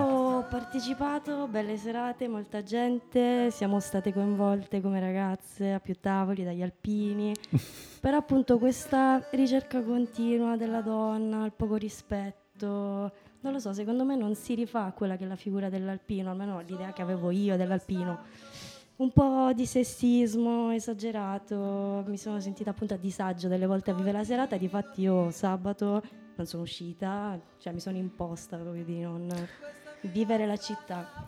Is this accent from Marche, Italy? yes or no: no; Calabria, Italy; moved away as an adult; also born or lived in Trentino; now in Trento, Italy; siamo noi di Catanzaro, Crotone, Vibo, anche Reggio che abbiamo questo accento un po' più forte